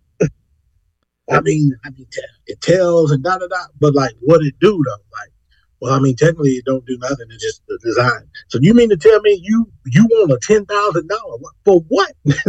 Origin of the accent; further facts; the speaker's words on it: Corpus Christi, Texas, United States; I ain't been out in Corpus in 2 years. Go make the face like, nigga, I don't believe that. In my hometown, I have not been out in 2 years.